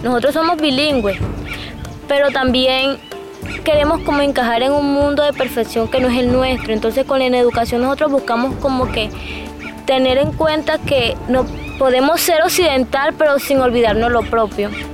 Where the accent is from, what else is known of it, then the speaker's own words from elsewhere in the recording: Camarones, La Guajira, Colombia; Soy de acá de La Guajira, del corregimiento de Camarones, de la comunidad indígena de Puerto Chentico